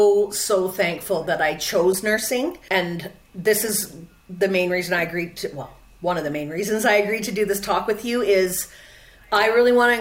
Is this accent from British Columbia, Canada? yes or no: yes; Quesnel, British Columbia, Canada; also born or lived in Vancouver; now in Prince George, Canada; the university in Prince George, where I live now, so it's an hour away from my hometown, which is Quesnel